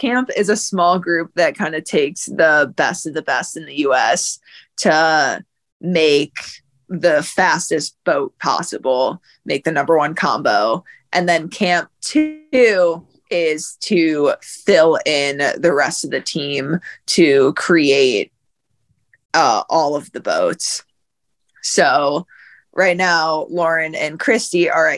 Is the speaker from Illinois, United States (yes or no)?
yes; outside of Chicago, Illinois, United States; moved away as an adult; also born or lived in Ithaca, New York; I'm 26, and I grew up outside of Chicago